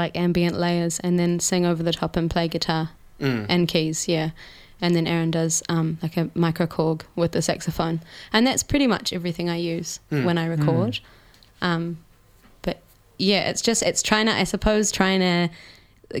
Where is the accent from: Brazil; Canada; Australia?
Australia; Gippsland, country Victoria; moved away as an adult; now in New Zealand; I'm Australian. I'm from Gippsland in country Victoria